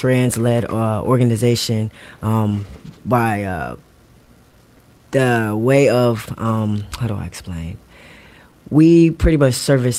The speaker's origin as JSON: {"language": "English", "region": "Virginia", "country": "United States", "tie": "born or raised there", "also_born_or_lived": "Queens, New York", "moved": "as an adult", "lives_now": "Atlanta, United States", "said": "I am originally born in New York, but raised in Virginia."}